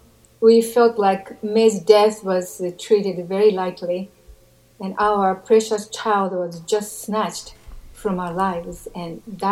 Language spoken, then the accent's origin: English; Japan; I'm from Japan